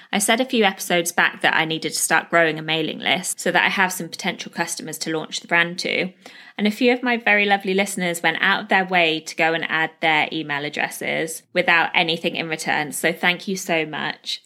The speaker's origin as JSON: {"language": "English", "country": "United Kingdom", "moved": "as an adult", "lives_now": "Dubai, UAE"}